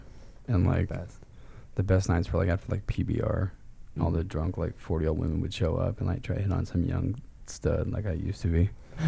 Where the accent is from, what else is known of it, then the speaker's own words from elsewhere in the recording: Vacaville, California, United States; I grew up in Solano County. Like Vacaville, Winters